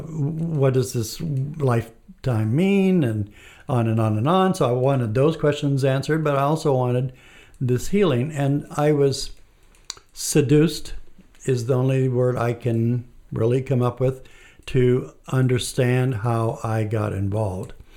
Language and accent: English; Mexico; I was born and raised in Mexico. And I, uh, lived in a small town, and it was a town that's somewhat close to Mexico City.